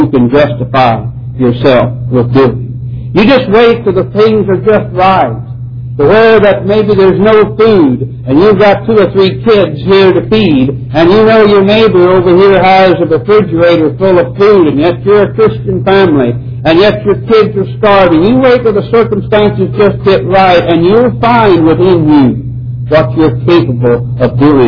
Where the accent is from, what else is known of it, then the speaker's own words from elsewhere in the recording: United States; as an American people